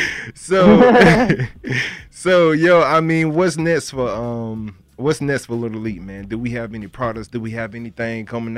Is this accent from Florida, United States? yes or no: yes; Broward County, Florida, United States; I'm from Broward County, man. I'm from Broward County.